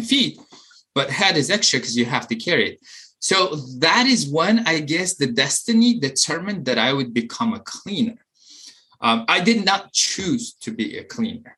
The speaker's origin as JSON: {"language": "English", "country": "Uzbekistan", "tie": "born or raised there", "also_born_or_lived": "Maryland", "moved": "as an adult", "lives_now": "United States", "said": "while I was growing up in Uzbekistan"}